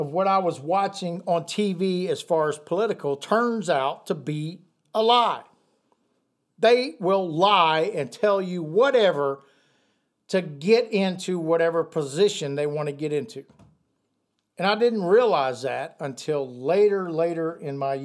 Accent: United States; I'm an American.

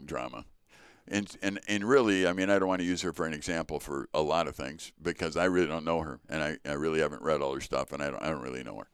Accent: Chicago, Illinois, United States; I was born in Chicago to Richard and Joyce …

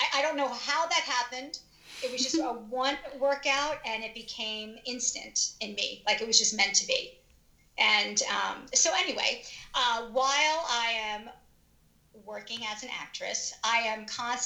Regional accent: Long Island, New York, United States; moved away as an adult; now in Philadelphia area, United States; I am from Long Island, New York. I grew up there, went to high school.

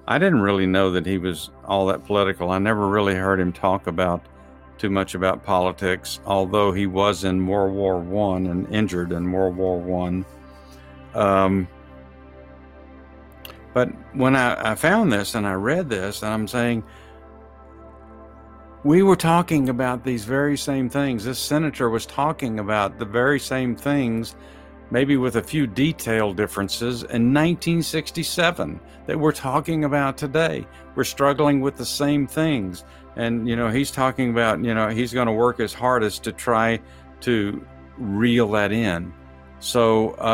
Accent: Texas, United States; I'm from Texas

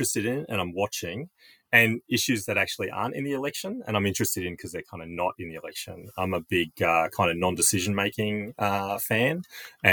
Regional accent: Queensland, Australia; I'm a Queenslander

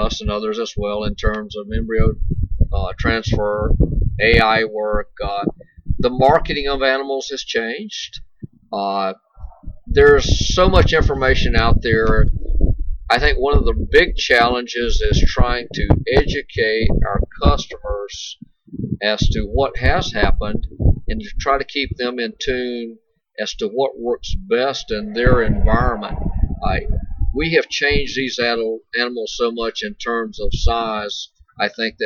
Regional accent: Chiefland, Florida, United States; I am a fifth generation cattleman in this area. My family's been here since the middle 1800s

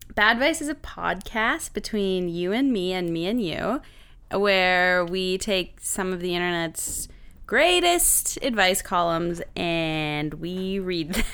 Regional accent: Saint John, New Brunswick, Canada; moved away; Saint John, New Brunswick

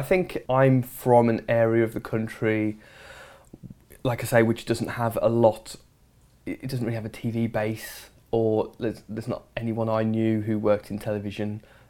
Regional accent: Dudley, West Midlands, United Kingdom; No, I'm from the West Midlands, in a small place called Dudley, which is not a hotbed of documentary making or television making, I'll be honest.

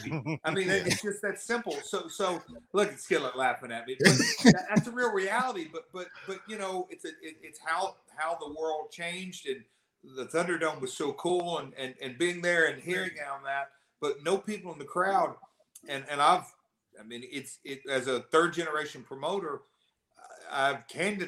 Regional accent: Nashville, Tennessee, United States; accent: southern; I'm from Nashville

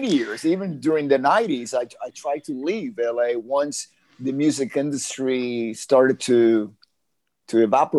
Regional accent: Havana, Cuba; now in Los Angeles, United States; I was born physically in Havana, Cuba, but I was really born as the person that I am today here in Los Angeles.

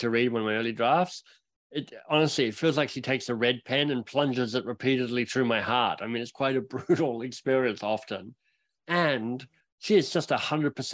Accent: Australia; now in Canada; as an Australian arriving in Canada

